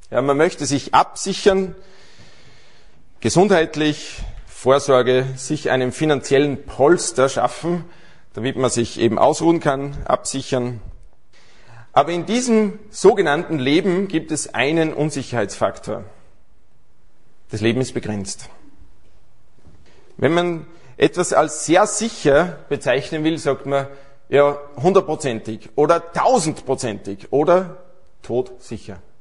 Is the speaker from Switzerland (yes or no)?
no; Aschach an der Steyr, Upper Austria, Austria; born there; now in Salzburg, Austria; ja, also wir leben seit einigen Jahren in Salzburg, aber gebürtig bin ich aus Aschach an der Steier. Und das ist eigentlich wirklich der schönste Ort in ganz Österreich.